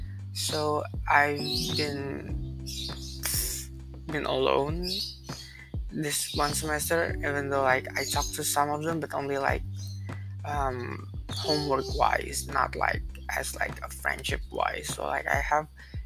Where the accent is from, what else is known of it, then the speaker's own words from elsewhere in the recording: Jakarta, Indonesia; Back home here in Jakarta, especially in my school